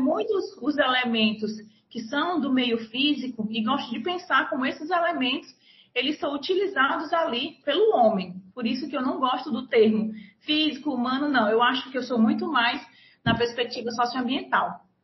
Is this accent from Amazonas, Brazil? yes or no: no; Nova Russas, Ceará, Brazil; moved away as an adult; also born or lived in Fortaleza; now in Rio Grande do Norte, Brazil; Eu sou natural do Ceará, mas eu vivi até os 17 anos no interior do estado, num município chamado Nova Russas.